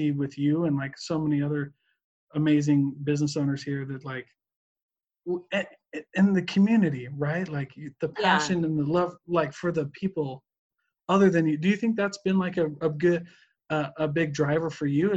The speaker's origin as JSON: {"language": "English", "region": "Midwest", "country": "United States", "moved": "yes", "lives_now": "Utah, United States", "said": "I'm from the Midwest."}